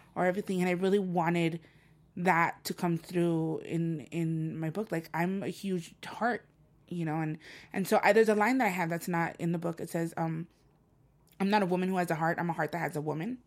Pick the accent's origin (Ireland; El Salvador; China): El Salvador; first language Spanish; English is a second language; now in Los Angeles, United States; I'm from El Salvador and I'm, mangoes are everywhere and on my grandmother's property, they're there. So whenever I think of a mango tree, I think of home.